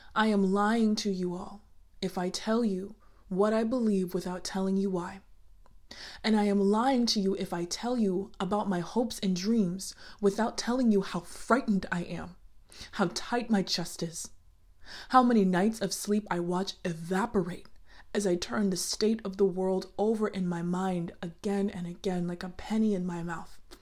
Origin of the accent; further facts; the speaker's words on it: United States; I am Black American